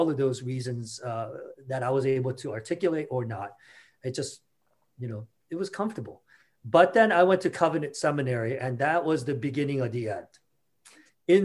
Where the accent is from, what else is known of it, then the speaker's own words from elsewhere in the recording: South Korea; now in Washington, United States; I was born and raised in South Korea. And so I am culturally hardwired as a Korean.